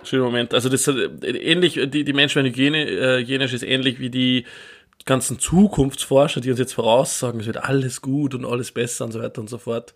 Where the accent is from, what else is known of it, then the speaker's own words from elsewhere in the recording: Austria; Bei uns in Österreich